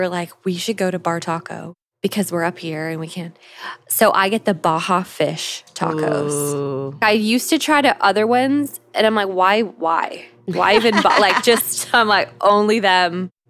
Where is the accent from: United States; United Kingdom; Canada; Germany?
Canada; moved away; I'm Canadian, so it was one of the Great Lakes up in Canada.